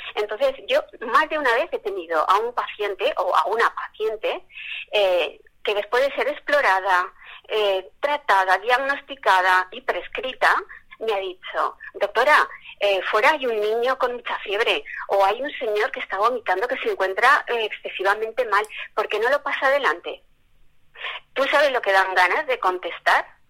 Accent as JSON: {"language": "Spanish", "country": "Spain", "said": "nosotros que somos blancos y españoles"}